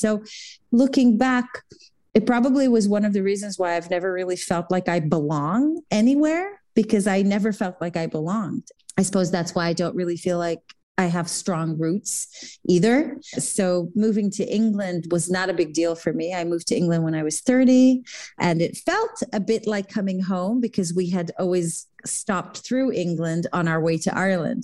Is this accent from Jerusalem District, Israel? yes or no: yes; Jerusalem, Jerusalem District, Israel; moved away; I was born in Israel, in Jerusalem